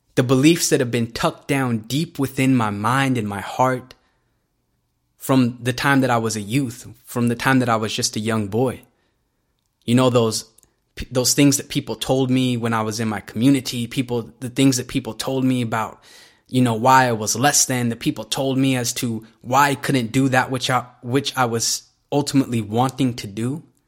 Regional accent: Salt Lake City, Utah, United States; I grew up in this very unique part of America called Salt Lake City, Utah

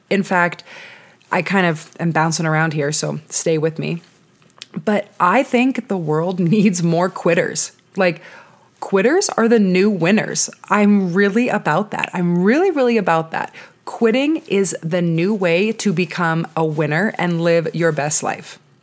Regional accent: Southern California, United States; moved away as an adult; also born or lived in San Diego, United States; now in Denver, United States; I have been living in Southern California, born and raised my whole entire life.

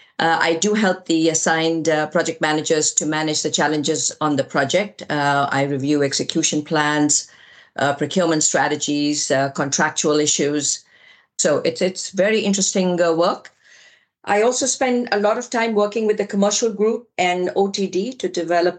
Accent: India; moved away as an adult; also born or lived in Delhi, India; now in United States; We moved from India to the US, my husband and I, with a very young daughter

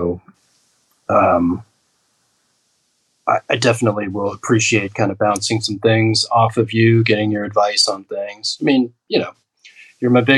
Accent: Los Angeles, California, United States; when we first learned to write our address, it was literally Los Angeles, California

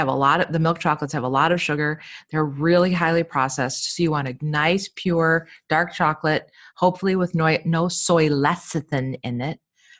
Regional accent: Chicago, Illinois, United States; We're from Chicago.

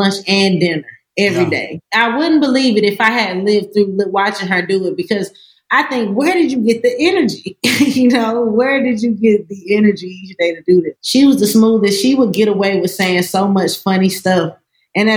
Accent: Hampstead, North Carolina, United States; also born or lived in Gaffney, South Carolina; Born in Gaffney, South Carolina. Raised pretty much most of my childhood in Hampstead, North Carolina.

